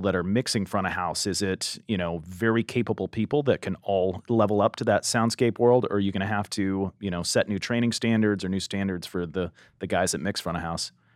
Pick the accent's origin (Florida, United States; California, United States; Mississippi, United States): California, United States; Southern; growing up in Southern California, I went to Harvest Crusades when I was younger